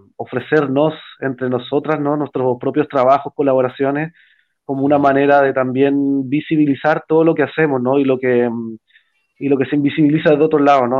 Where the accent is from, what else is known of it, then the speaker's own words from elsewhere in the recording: Valparaíso, Chile; moved away; yo soy de Valparaíso